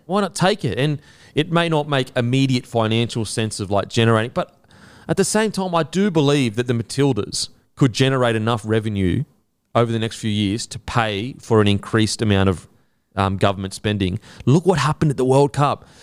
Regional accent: Australia; we're Australian

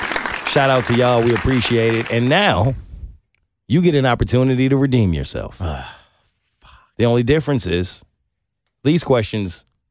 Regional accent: New York, United States; I'm from New York

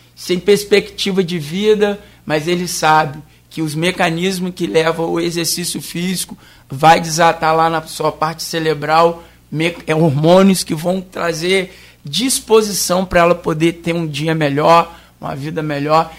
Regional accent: Cachoeiro de Itapemirim, Espírito Santo, Brazil; moved away as an adult; now in Campos dos Goytacazes, Brazil; eu não sou campista, sou capixaba, sou da capital secreta do mundo, que é Caxeta

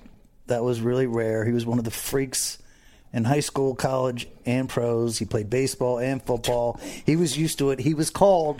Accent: Broward County, Florida, United States; Even though I grew up in Broward County football

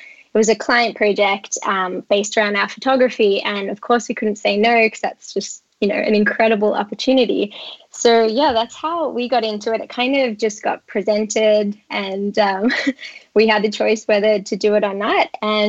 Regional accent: Australia; now in United States; you can probably tell by my accent, some people are probably thinking she doesn't sound American. I'm actually Australian, and I moved to the US 5 years ago.

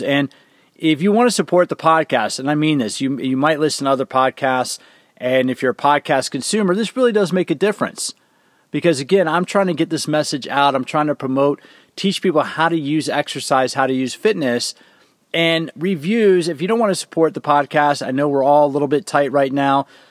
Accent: Washington, District of Columbia, United States; I'm from the DC area

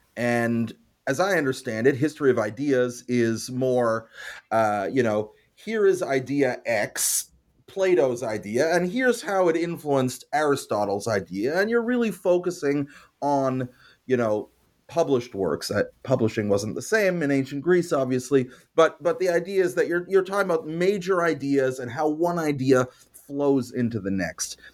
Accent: Montreal, Quebec, Canada; I grew up in Montreal

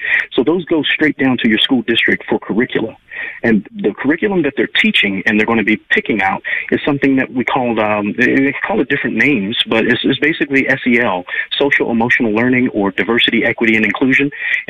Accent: Richmond, Virginia, United States; also born or lived in northern Florida; now in Kansas, United States; I grew up in Richmond, Virginia. As a matter of fact, I grew up in foster care, so far north in Florida that they call it Georgia. And then we came up to the Old Dominion back in the day

